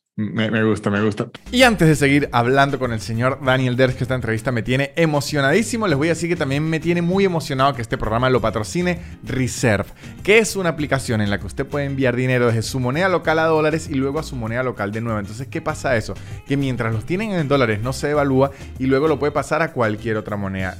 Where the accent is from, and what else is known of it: Venezuela